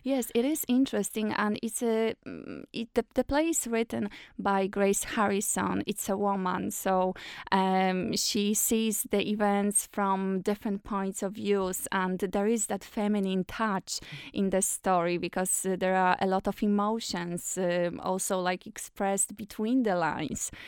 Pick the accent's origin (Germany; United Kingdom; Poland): Poland; now in Ireland; originally I'm from Poland, but now I live in Ireland and I have an Irish citizenship